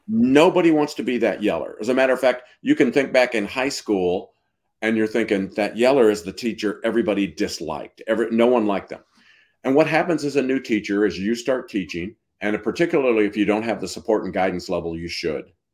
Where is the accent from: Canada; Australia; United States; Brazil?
United States; Missouri; I'm from Missouri, where Washington has an R